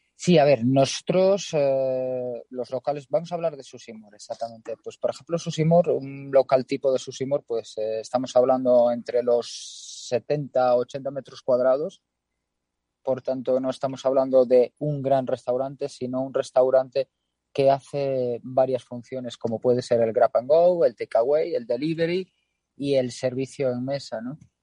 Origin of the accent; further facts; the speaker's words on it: Galicia, Spain; Siendo gallegos